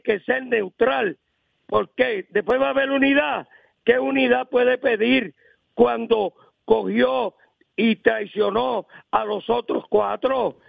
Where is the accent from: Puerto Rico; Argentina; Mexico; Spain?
Puerto Rico; Aguas Buenas